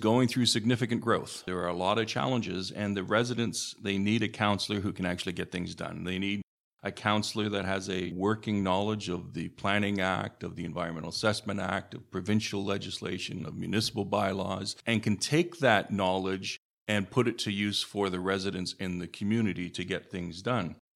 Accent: Hamilton, Ontario, Canada; also born or lived in Stoney Creek; I was born in Hamilton, raised in Hamilton, moved to Stony Creek some twenty odd years ago.

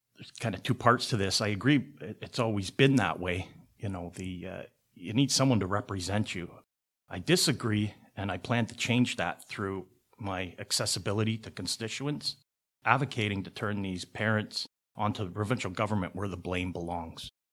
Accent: Hamilton, Ontario, Canada; I was born here in Hamilton, graduated from Sherwood Secondary. I went to Hope Ark and Sherwood, but graduated from Sherwood. Lived in Hamilton all my life.

